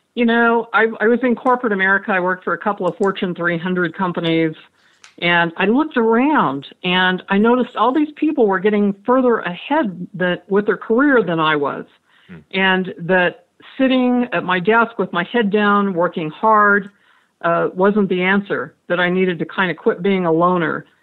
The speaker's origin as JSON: {"language": "English", "town": "Franklin", "region": "Idaho", "country": "United States", "tie": "born or raised there", "said": "I grew up in Franklin, Idaho, population 600"}